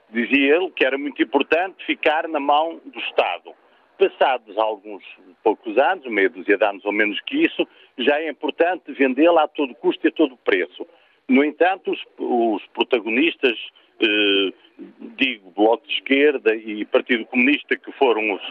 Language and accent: Portuguese; Portugal; como contribuinte e como português